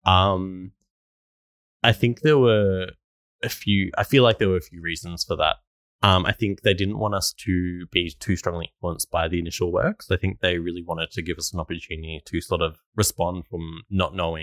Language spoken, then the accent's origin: English; Australia; also born or lived in Melbourne / Stradbroke Island; growing up in Australia